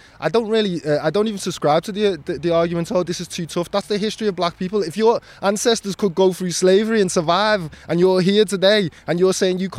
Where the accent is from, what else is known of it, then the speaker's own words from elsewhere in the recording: Liverpool, North West England, United Kingdom; how can you tell me what a quintessential Scouser looks like? I'm as Scouser as anybody else. This is a city of immigrants.